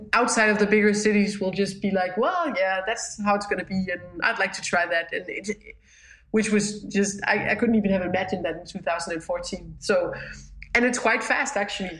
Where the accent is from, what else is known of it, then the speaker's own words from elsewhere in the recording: Jutland, Denmark; we're too much from Jutland